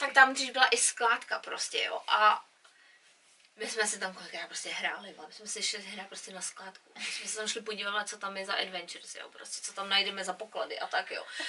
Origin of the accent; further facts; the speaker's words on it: Czechia; now in England; my jako Češi